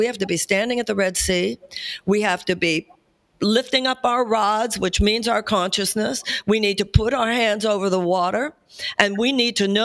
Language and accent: English; United States; as an American